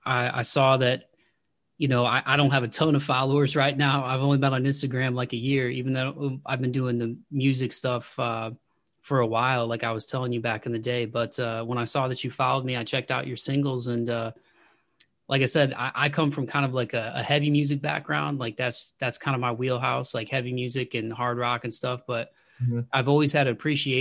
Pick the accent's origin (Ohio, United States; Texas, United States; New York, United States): Ohio, United States; Toledo; moved away; back home, my hometown of Toledo, Ohio